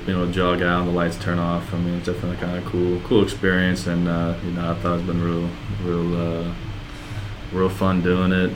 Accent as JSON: {"language": "English", "region": "Iowa", "country": "United States", "tie": "born or raised there", "also_born_or_lived": "Minnesota", "said": "I was just born in Minnesota, but I grew up in Iowa"}